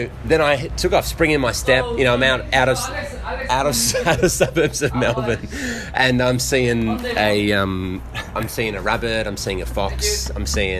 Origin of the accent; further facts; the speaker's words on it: Papua New Guinea; moved away; I grew up in Papua New Guinea.